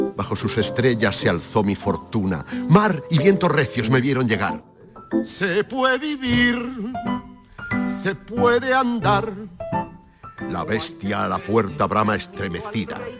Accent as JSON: {"language": "Spanish", "town": "Casablanca", "region": "Casablanca-Settat", "country": "Morocco", "tie": "born or raised there", "also_born_or_lived": "Seville, Spain", "moved": "as an adult", "lives_now": "Spain", "said": "Yo cuando llegué de, Marruecos, de Casablanca, a la primera ciudad que fui, fui a Sevilla a estudiar Bellas Artes"}